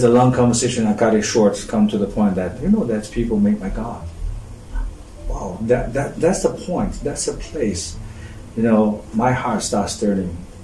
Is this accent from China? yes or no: yes; China; accent: Chinese; English is a second language; moved away as an adult; now in South Africa; I'm coming from China